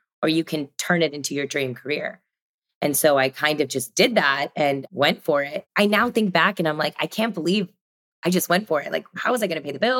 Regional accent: Sugar Land, Texas, United States; I grew up in Texas, Sugar Land, a suburb of Houston

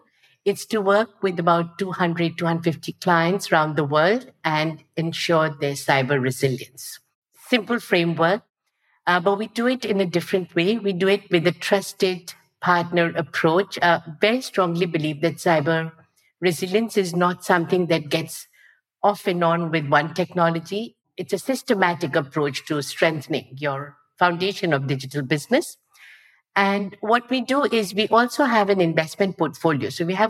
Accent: India; moved away as an adult; now in Singapore; I lived a lot of my life in Singapore, but I grew up in India. So India is still where I spent the first 30 years of my life.

